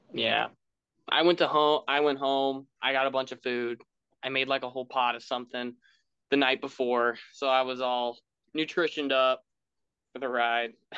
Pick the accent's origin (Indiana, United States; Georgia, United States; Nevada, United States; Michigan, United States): Indiana, United States; Bloomington; I'm from Bloomington